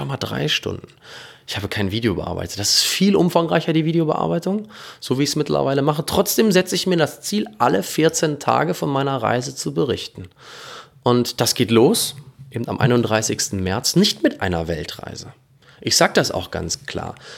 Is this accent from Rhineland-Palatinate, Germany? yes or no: no; North Rhine-Westphalia, Germany; in meiner Heimat sein, in Ostwestfalen.